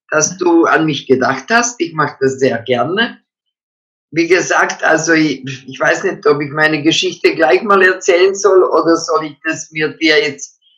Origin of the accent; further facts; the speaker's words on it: Croatia; Also, ich stamme eigentlich, meine Eltern waren Donauschwaben, wir stammen aber aus Kroatien. Meine Eltern haben dort gelebt als Deutsche und äh, wir haben natürlich, äh, ich bin ja im Krieg geboren, 1940.